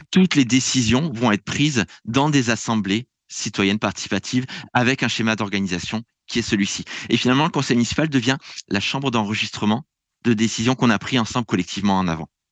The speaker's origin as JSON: {"language": "French", "country": "France", "moved": "yes", "said": "je viens de France"}